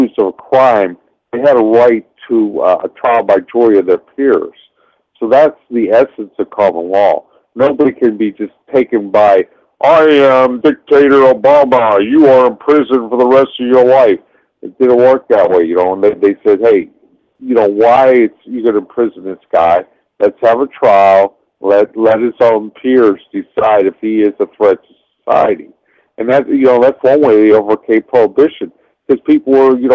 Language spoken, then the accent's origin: English; Pennsylvania, United States; I grew up in Pennsylvania